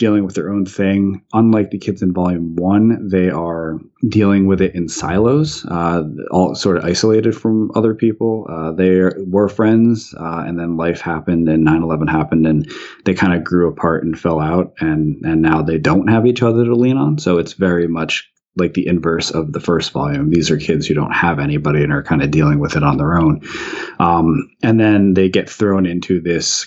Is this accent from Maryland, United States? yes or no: no; New Jersey, United States; I grew up in New Jersey